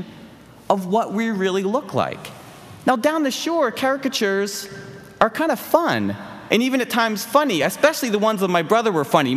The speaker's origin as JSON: {"language": "English", "town": "Philadelphia", "region": "Pennsylvania", "country": "United States", "tie": "born or raised there", "said": "Growing up in the Philly area, we would vacation at the New Jersey beach every summer"}